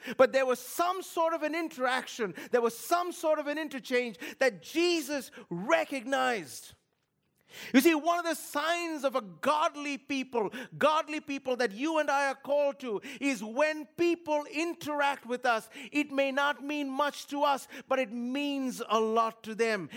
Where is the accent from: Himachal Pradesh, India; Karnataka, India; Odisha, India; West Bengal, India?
West Bengal, India; Kolkata; moved away; I grew up in a city of sixteen million people. Kolkata, India